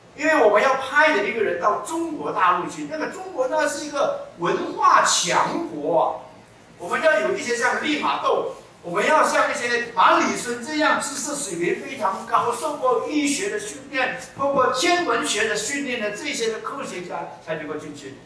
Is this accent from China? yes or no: no; Malacca, Malaysia; 我的老家马六甲